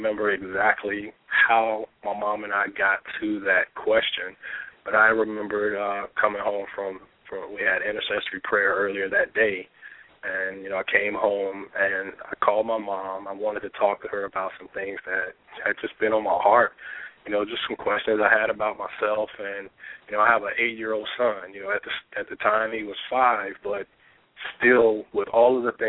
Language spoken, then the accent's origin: English; Chicago, Illinois, United States; also born or lived in Norfolk, Virginia Beach; now in Richmond, United States; I'm originally from Chicago. My mom and my brother and sisters still live there, all the rest of my family